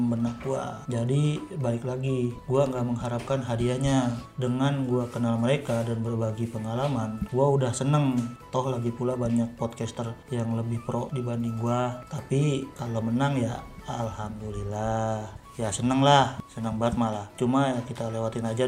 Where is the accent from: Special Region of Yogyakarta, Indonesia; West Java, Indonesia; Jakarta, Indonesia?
West Java, Indonesia; Bekasi; iya ya kan gue orang Bekasi jadi ya sebenarnya gue orang yang rame kalau ngobrol kalau bercanda-canda